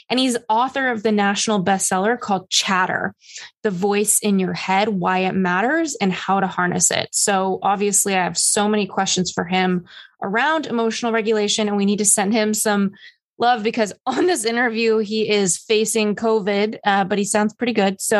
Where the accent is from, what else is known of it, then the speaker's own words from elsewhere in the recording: New York City, New York, United States; I hit a low as a New Yorker, Ethan, just the other day.